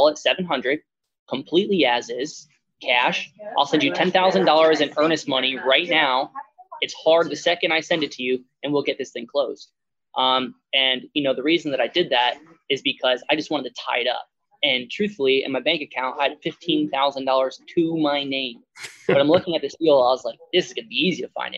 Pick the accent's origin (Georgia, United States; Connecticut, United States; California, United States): Connecticut, United States; moved away as an adult; now in West Virginia, United States; I'm in West Virginia now, I'm from Connecticut